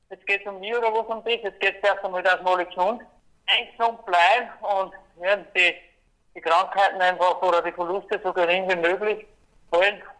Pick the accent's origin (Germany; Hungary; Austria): Austria; wünschen darf ich mir natürlich dass als Österreicher, dass der Kunde drinnen bleibt im Programm